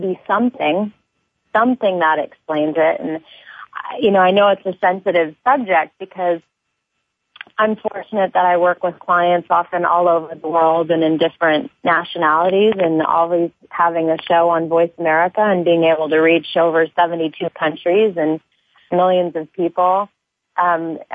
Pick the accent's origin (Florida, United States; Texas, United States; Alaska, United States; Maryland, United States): Alaska, United States; I grew up in Alaska, and I'm very fortunate right now to have been spending a lot of time in Hawaii.